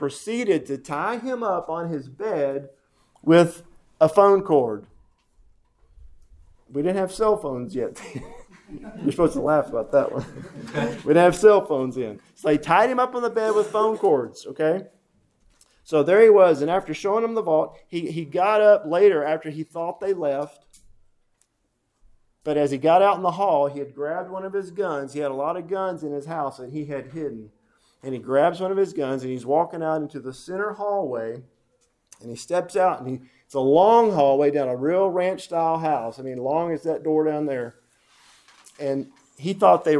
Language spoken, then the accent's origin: English; Denton, Texas, United States; I grew up in Denton, right up here.